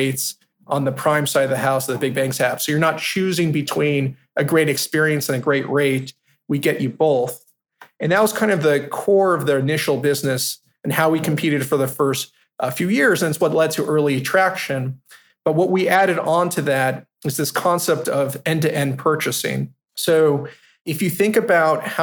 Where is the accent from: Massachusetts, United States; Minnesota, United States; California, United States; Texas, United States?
California, United States; Palm Springs; moved away as an adult; also born or lived in East Coast; now in New York, United States; I grew up in Palm Springs, California